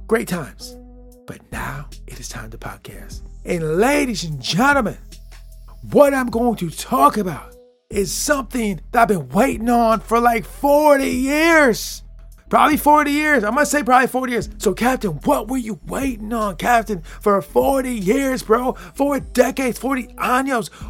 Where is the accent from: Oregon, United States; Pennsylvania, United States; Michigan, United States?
Michigan, United States; I'm from Michigan